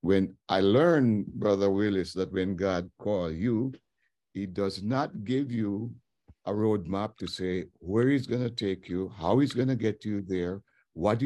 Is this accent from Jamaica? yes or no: yes; Warsop, Trelawny, Jamaica; moved away; also born or lived in Kingston, Jamaica; I grew up in Warsop, went to school there, elementary school